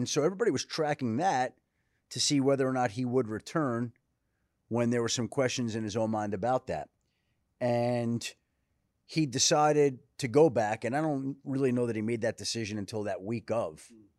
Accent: Bellmore, New York, United States; I was born in Valley Stream, but I grew up in Belmore.

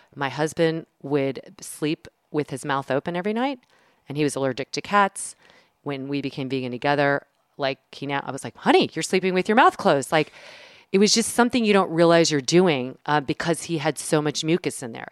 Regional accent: the South, United States; I'm from the South

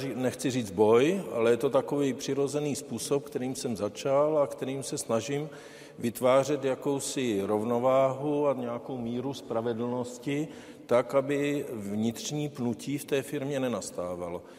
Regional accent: Czechia; já jsem Čech, eh, firmu jsem postavil v České republice, zdaňuju v České republice

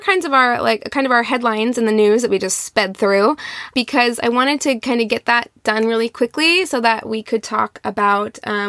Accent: Midwest, United States; now in Los Angeles, United States; I grew up in the Midwest, but I went to a very large public high school and was always around diversity. So much so that when I moved to LA in the Valley, I was like, where are all the black people?

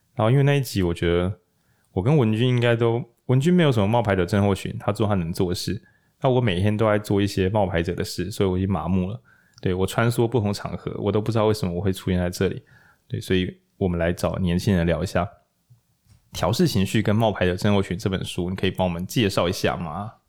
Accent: Taichung, Taiwan; 我是台中人，那我可能想住台中

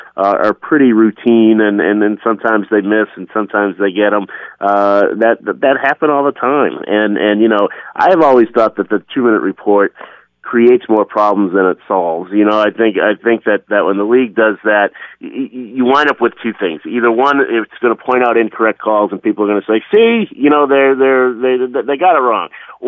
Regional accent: Boston, Massachusetts, United States; accent: Boston; My Boston accent was thicker then, too.

